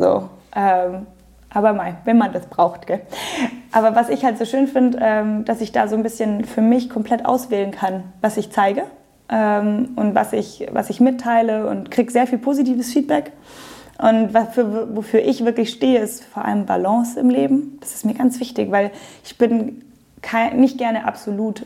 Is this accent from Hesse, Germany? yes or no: no; Munich, Bavaria, Germany; Also ich bin Münchnerin, meine Eltern sind in München geboren, sogar die Großeltern. Also ich bin Aha, so durch und durch Münchner Kindel